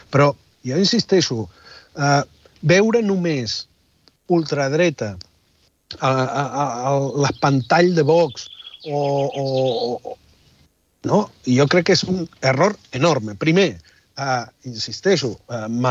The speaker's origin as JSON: {"language": "Catalan", "country": "Argentina", "moved": "yes", "lives_now": "Catalonia, Spain", "said": "Jo he viscut molts anys a Catalunya com a argentí sense tenir dret a vot"}